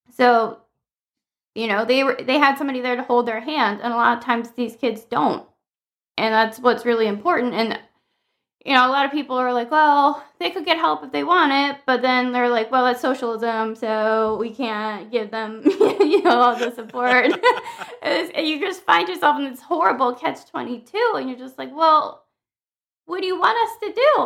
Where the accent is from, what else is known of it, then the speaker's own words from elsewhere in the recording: Maryland, United States; moved away; also born or lived in Southern California; I grew up in Maryland in a very diverse area